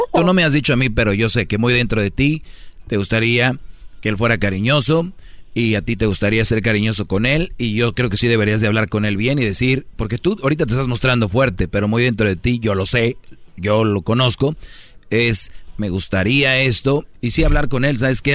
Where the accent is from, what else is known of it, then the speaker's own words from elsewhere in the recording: Mexico; nosotros, los mexicanos, latinos